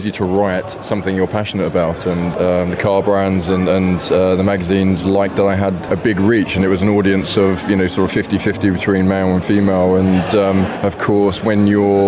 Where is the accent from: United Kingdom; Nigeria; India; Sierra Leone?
United Kingdom; England; We're English.